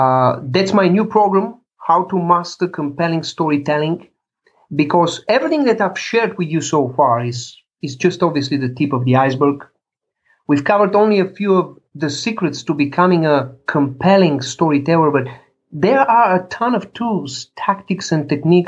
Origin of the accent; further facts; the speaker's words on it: Chicago, Illinois, United States; here in my hometown, a few blocks away, Chicago